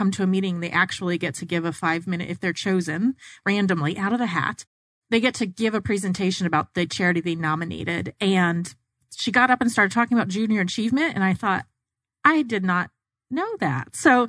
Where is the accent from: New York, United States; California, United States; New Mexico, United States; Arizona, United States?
Arizona, United States; I grew up in Arizona as well